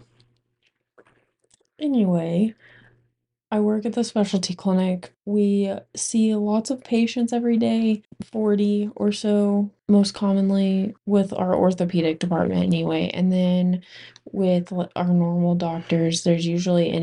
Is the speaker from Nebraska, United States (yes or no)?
yes; McCook, Nebraska, United States; moved away; my hometown